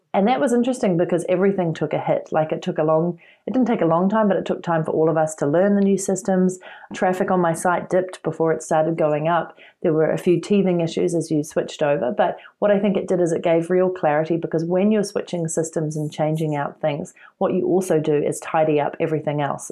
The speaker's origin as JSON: {"language": "English", "country": "New Zealand", "moved": "as an adult", "said": "I'm originally from New Zealand"}